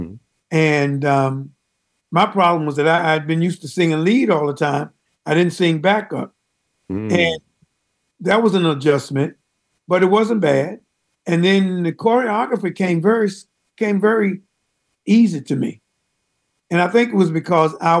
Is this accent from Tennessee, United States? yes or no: no; North Carolina, United States; I grew up in North Carolina